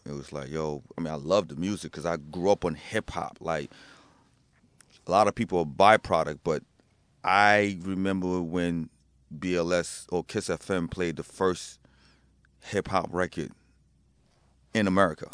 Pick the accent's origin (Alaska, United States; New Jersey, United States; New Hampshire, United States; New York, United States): New Jersey, United States; I was in Jersey